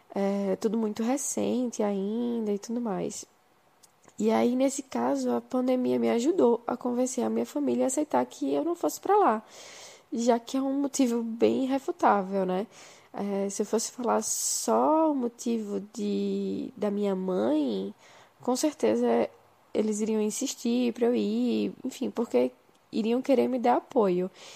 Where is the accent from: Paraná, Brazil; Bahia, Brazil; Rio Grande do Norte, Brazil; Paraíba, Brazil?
Paraíba, Brazil; João Pessoa; moved away as an adult; also born or lived in Recife / Buenos Aires; now in São Paulo, Brazil; sou de João Pessoa e moro em São Paulo faz três anos